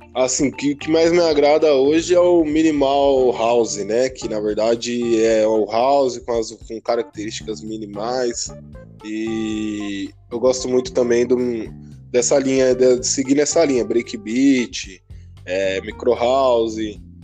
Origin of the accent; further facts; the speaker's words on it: Barueri, São Paulo, Brazil; São Paulo, aqui Zona Oeste, né? Mas, pra ser mais exato, em Barueri